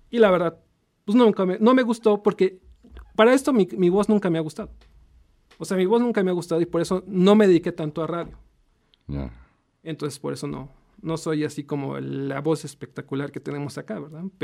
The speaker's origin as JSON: {"language": "Spanish", "region": "Puebla", "country": "Mexico", "said": "Soy poblano. Soy poblano de 100% poblano. Soy 100% poblano."}